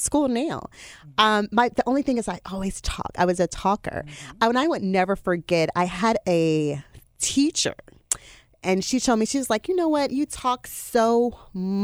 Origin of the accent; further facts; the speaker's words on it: Jackson, Mississippi, United States; I'm originally from Jackson. I am originally from Jackson, Mississippi